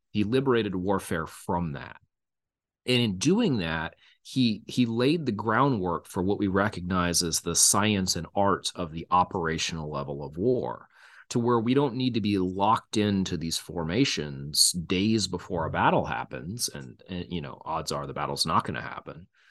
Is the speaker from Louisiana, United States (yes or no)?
no; Texas, United States; now in Kansas, United States; I'm originally from Texas as well